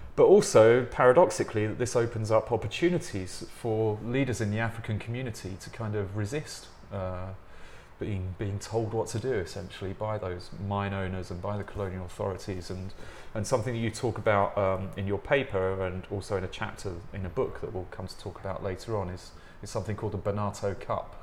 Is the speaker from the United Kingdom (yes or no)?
yes; England, United Kingdom; accent: English; my English accent